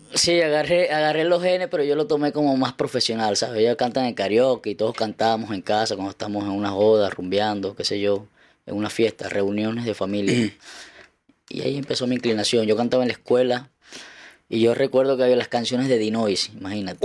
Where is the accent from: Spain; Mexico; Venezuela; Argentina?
Venezuela; Carúpano, Sucre; now in Chile; de donde yo soy siempre, yo creo que los carnavales es algo bastante emblemático que sean los carnavales de Carupa